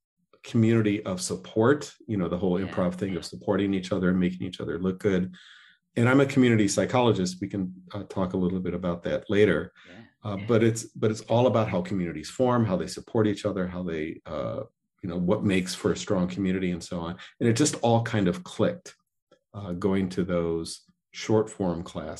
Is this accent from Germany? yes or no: no; Joliet, Illinois, United States; moved away; also born or lived in Chicago; I grew up in Joliet, but I've lived in Chicago for many, many years